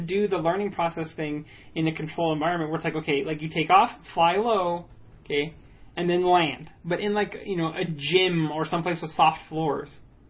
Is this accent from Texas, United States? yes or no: yes; El Paso, Texas, United States; I was born in El Paso.